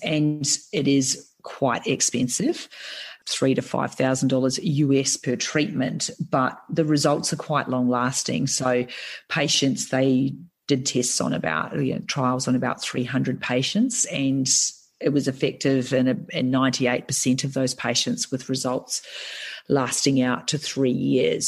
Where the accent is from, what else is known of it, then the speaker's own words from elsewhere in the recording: New Zealand; being a Kiwi